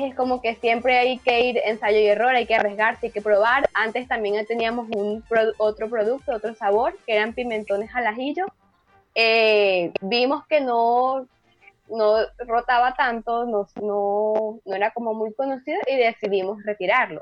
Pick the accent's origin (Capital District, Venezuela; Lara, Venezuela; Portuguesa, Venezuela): Portuguesa, Venezuela; Acarigua; now in Chile; en Venezuela y en Acarigua, que es de donde yo soy, de Estado Portuguesa